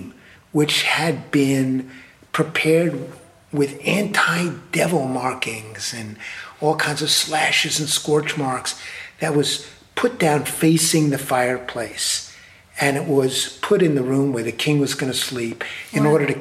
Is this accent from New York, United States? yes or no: yes; New York, United States; I'm a New Yorker